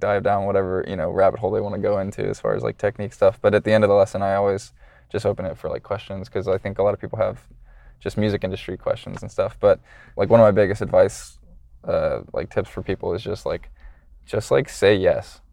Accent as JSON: {"language": "English", "town": "Atlanta", "region": "Georgia", "country": "United States", "said": "I'm from Atlanta"}